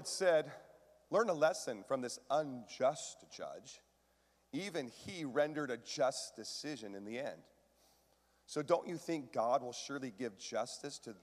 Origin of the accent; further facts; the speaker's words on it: Washington, United States; I grew up in Washington, lots of lakes